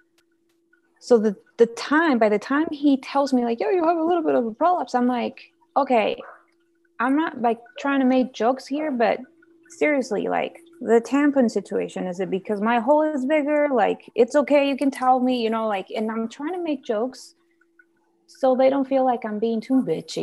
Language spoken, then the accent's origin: English; Guatemala; now in United States; I'm originally from Guatemala. So I went down to visit my family